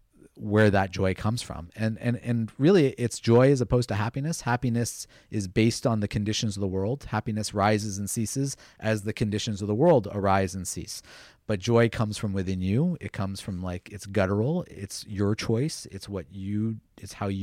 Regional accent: United States; I grew up in the United States at a time when we didn't have a lot of Indian role models

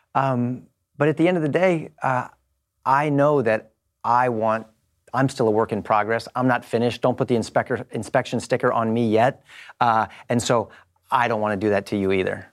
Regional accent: Los Angeles, California, United States; I'm from Los Angeles

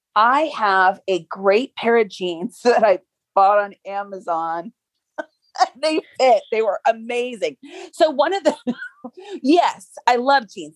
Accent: Seattle, Washington, United States; I grew up in the Pacific Northwest. So I was in Seattle in the grunge circles

